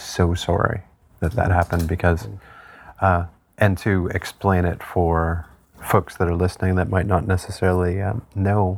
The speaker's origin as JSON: {"language": "English", "area": "Manitoulin Island", "region": "Ontario", "country": "Canada", "tie": "born or raised there", "lives_now": "Hamilton, Canada", "said": "I grew up on Manitoulin Island"}